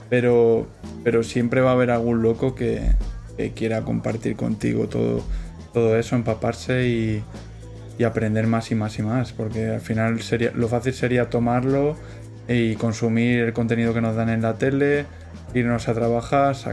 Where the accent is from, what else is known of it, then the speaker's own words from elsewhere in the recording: Toledo, Castilla-La Mancha, Spain; yo soy de Toledo